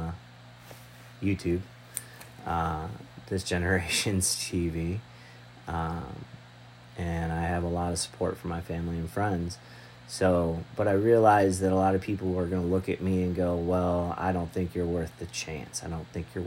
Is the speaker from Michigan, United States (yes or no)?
yes; Michigan, United States; moved away; also born or lived in Texas; I'm from Michigan originally, born in Texas, raised in Michigan